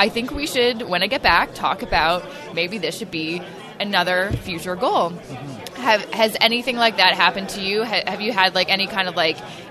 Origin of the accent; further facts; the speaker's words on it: Canada; I'm Canadian. Like, I just want them to know because I'm proud to be Canadian